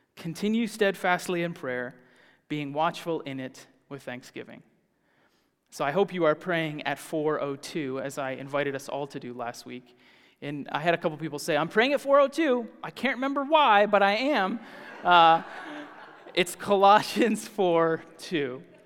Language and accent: English; the South, United States; moved away; I grew up in the South